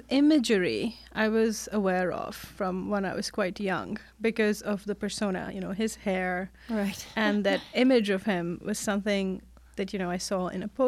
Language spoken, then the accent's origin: English; India; now in United States; No, actually, I grew up in India.